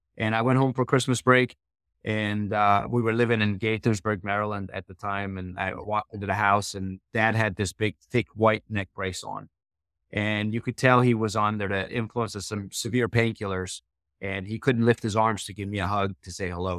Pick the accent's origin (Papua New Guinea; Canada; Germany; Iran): Iran; now in United States; I was born in Iran, and, uh, this is, uh, the early seventies